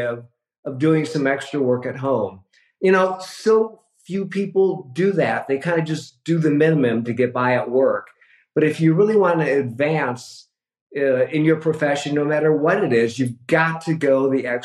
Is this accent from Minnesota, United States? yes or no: no; Michigan, United States; moved away as an adult; now in Los Angeles, United States; a kid growing up in Michigan